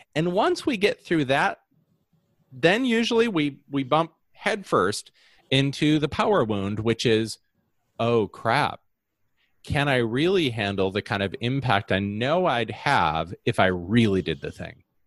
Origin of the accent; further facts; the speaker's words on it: Holland, Michigan, United States; I grew up uh, in a incredibly homogeneous society uh, of Holland, Michigan. I was born in Holland, Michigan